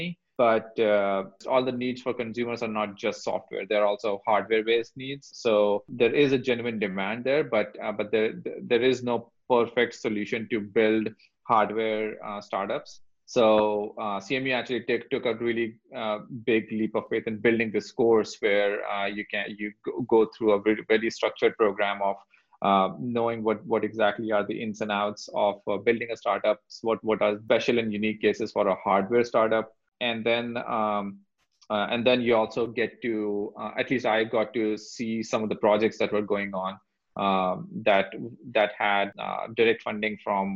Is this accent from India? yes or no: yes; India; moved away as an adult; now in United States; I grew up in India